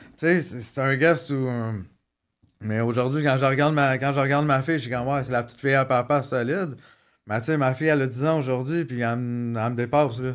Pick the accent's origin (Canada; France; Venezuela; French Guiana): Canada; Montreal, Quebec; also born or lived in Maurice (birthplace, garbled) / Laval; je grandi à Montréal, la Chaîne-Ville-Saint-Pierre